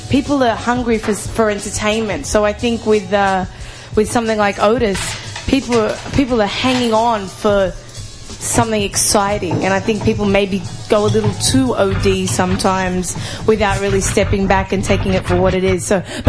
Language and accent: English; Australia; I am from Australia.